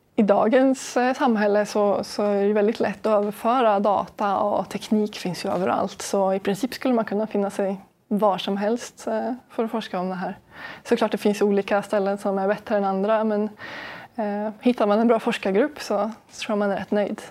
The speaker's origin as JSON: {"language": "Swedish", "country": "Sweden", "said": "vi är en minoritet svenskar i min forskargrupp i Kiruna"}